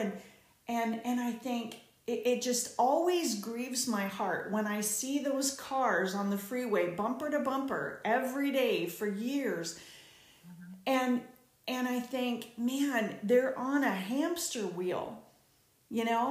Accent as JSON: {"language": "English", "region": "Southern California", "country": "United States", "said": "I'm from Southern California"}